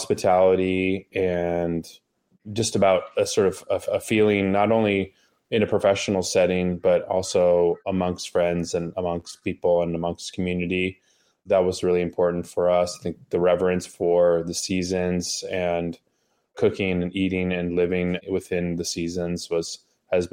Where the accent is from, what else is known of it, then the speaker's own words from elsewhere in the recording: Los Angeles, California, United States; moved away as an adult; also born or lived in Japan; now in Healdsburg, United States; we grew up in Southern California, Los Angeles area together